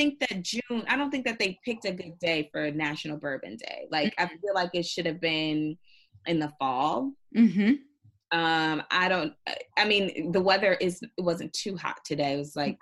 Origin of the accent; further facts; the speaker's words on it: Indiana, United States; now in New York, United States; I'm originally from Indiana. So I'm used to very rural towns.